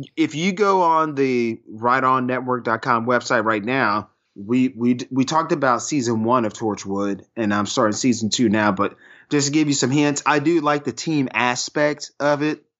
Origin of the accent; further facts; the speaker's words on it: United States; an American dude